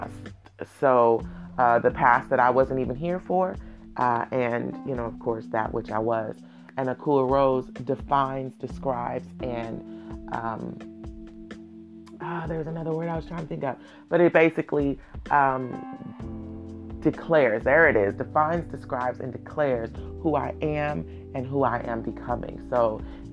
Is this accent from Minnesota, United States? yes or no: no; Oakland, California, United States; I was born and raised in Oakland.